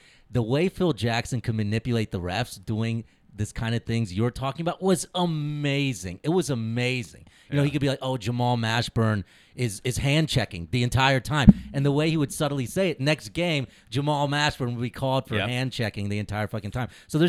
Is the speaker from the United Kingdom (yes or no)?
no; India; Yeah, I can do math. I'm Indian.